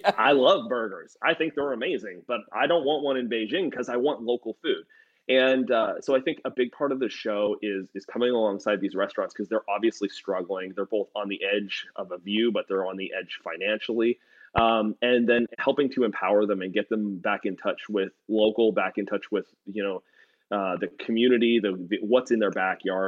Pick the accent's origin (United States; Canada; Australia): Canada; I'm from Canada